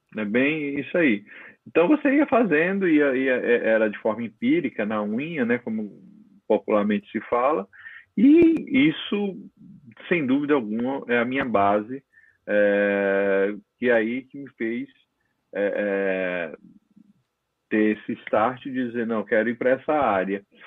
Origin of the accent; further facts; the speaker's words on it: interior of Paraíba, Brazil; also born or lived in Natal; now in São Paulo, Brazil; minha mãe, que a família toda tinha farmácia no interior da Paraíba, eu sou paraibano, né? E eu fui criado dentro daquele vamos dizer, uma palavra que está bem moda, daquele ecossistema ali